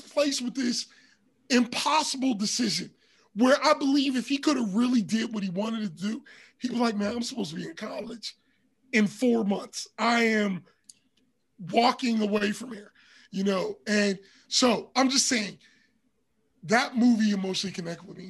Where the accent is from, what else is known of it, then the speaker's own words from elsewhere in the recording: Pittsburgh, Pennsylvania, United States; growing up in Pittsburgh, especially around that time